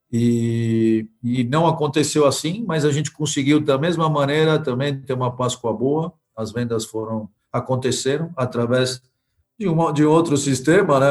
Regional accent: Argentina; now in Brazil; Eu sou argentino, então eu vivi metade da minha vida aqui e na Argentina

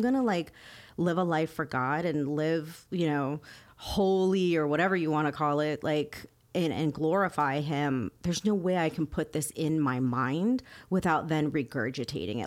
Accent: Miami, Florida, United States; I grew up in Miami

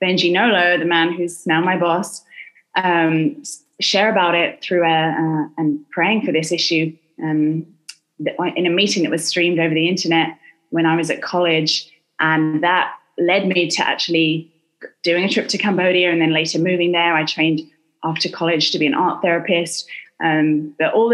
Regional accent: London, United Kingdom; moved away as an adult; also born or lived in Southern California; now in United States; I am from London in England

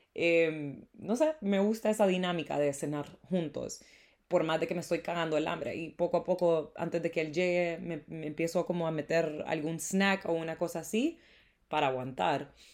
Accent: Honduras; El Día de la Independencia de Honduras es el 15 de septiembre y normalmente nos dan eh, feriado

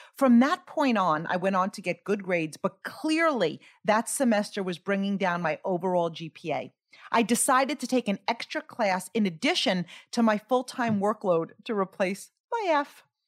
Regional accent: Greenlawn, New York, United States; I grew up in Green Lawn, New York, on Long Island

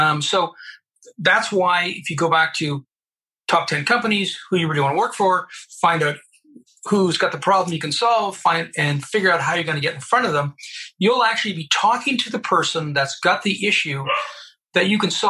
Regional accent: Colorado Springs, Colorado, United States; I grew up in the United States of America at the United States Air Force Academy in Colorado Springs in the early 70s

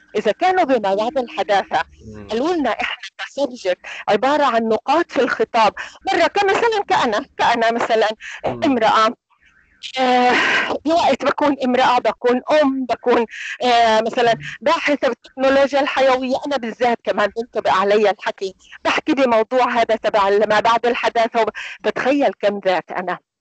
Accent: Palestine; احنا عندنا هي العاده كفلسطينيين

